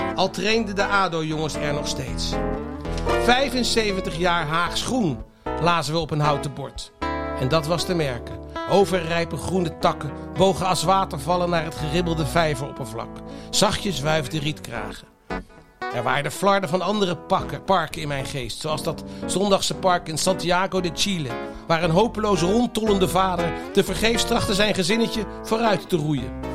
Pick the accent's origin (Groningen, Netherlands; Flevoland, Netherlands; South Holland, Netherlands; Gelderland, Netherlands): South Holland, Netherlands; The Hague; ik ben opgegroeid in het Statenkwartier